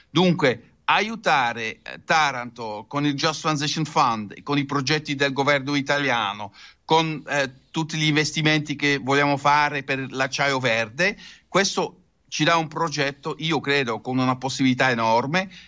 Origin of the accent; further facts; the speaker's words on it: Netherlands; Italian is a second language; È un paese che così presso il mare avrà delle difficoltà, lo so da olandese, ma lo vedo anche per l'Italia.